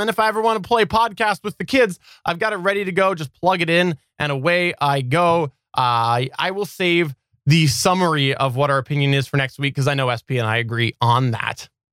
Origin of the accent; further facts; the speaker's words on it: Canada; as a Canadian